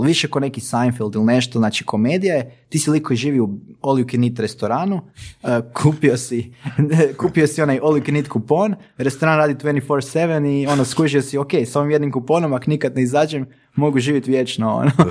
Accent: Bjelovar, Bjelovar-Bilogora County, Croatia; mi smo iz Bjelovara

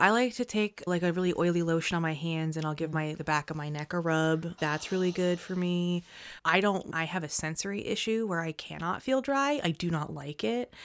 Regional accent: United States; I grew up in the United States

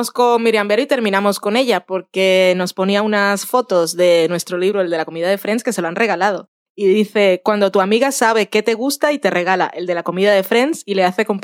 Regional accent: Barranquilla, Atlántico, Colombia; Yo, yo soy de Barranquilla, aunque hable así con un acento un poco raro.

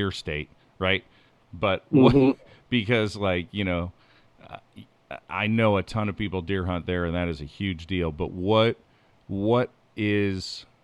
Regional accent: Pennsylvania, United States; I grew up in Pennsylvania, so I'm very versed in Pennsylvania.

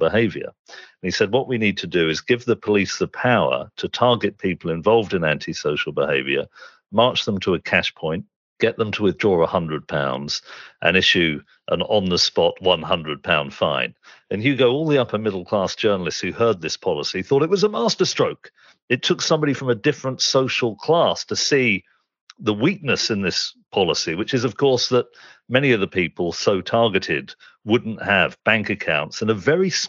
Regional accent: Reading, South East England, United Kingdom; I had a very distinctive set of experiences growing up in suburban Reading with that background

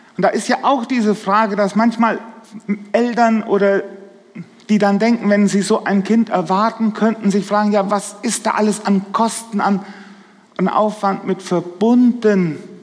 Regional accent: a small village in the Dill district, Hesse, Germany; Ich komme aus dem Hesseland, aus einem kleinen Dorf, so im Dillkreis. Die Leute verwechseln uns immer mit den Siegerländern.

